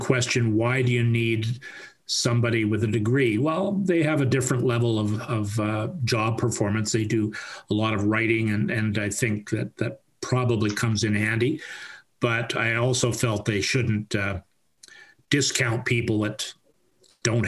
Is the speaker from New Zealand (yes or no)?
no; West Vancouver, British Columbia, Canada; I was born and raised in West Vancouver